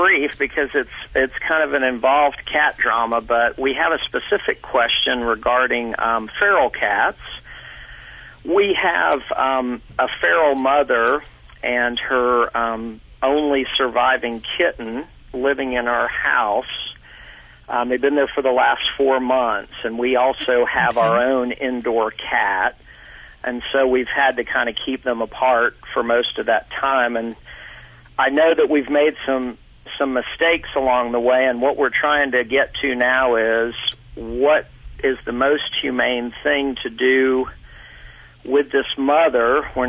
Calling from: Atlanta, Georgia, United States; From Atlanta, Georgia.

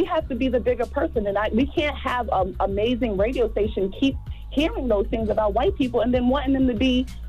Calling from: Charlotte, North Carolina, United States

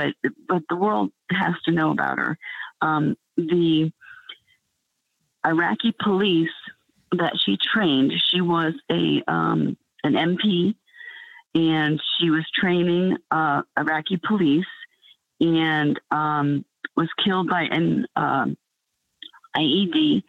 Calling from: Atlanta, Georgia, United States; I'm calling you from Georgia, from the Atlanta area.

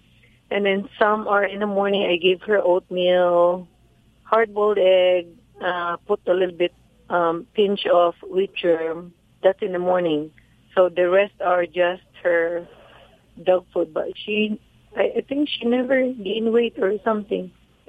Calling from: California, United States; from California.

